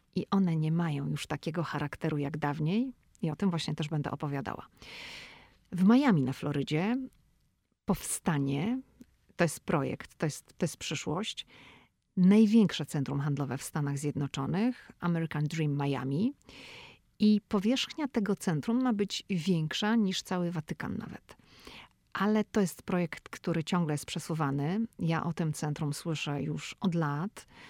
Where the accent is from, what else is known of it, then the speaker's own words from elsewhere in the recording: Szczecin, West Pomeranian Voivodeship, Poland; moved away as an adult; now in United States; ja pochodzę ze Szczecina